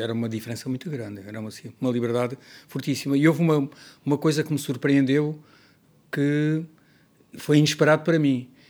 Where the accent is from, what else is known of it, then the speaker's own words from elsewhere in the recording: Portugal; also born or lived in Paris; eu sou português